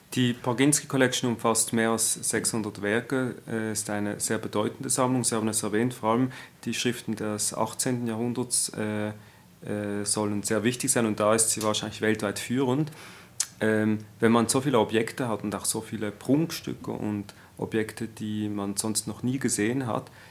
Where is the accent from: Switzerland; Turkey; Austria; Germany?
Switzerland; Als Schweizer Jude